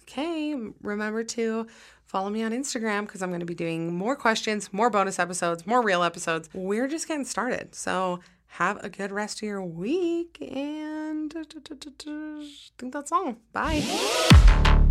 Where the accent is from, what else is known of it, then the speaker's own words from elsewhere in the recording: Utah, United States; I'm from Utah